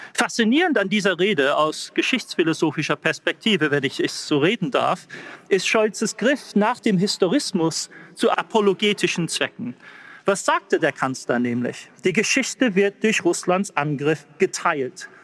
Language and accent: German; England, United Kingdom; accent: English; German is a second language; Ich mit meinem englischen Akzent